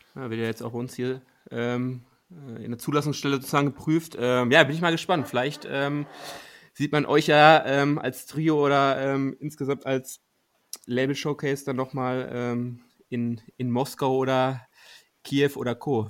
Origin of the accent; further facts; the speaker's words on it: Ruhr area, North Rhine-Westphalia, Germany; Wir kommen ja aus dem Ruhrgebiet